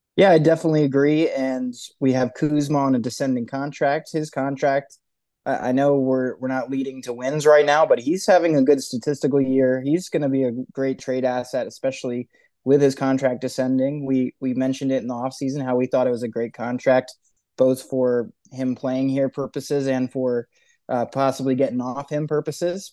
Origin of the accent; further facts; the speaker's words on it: Northern Virginia, United States; moved away as an adult; also born or lived in Alexandria, Virginia; now in Virginia Beach, United States; I grew up in Northern Virginia, grew up going to D C